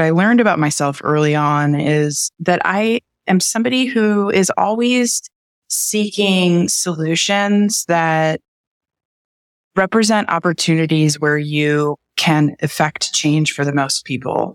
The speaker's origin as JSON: {"language": "English", "region": "Midwest", "country": "United States", "tie": "born or raised there", "said": "I was born and raised in the Midwest"}